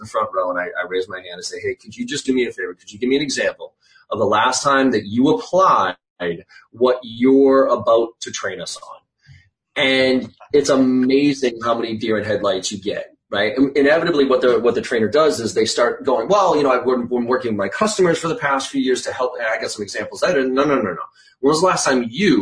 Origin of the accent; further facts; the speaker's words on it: Boston, Massachusetts, United States; also born or lived in Maryland; I grew up here in Boston, still live here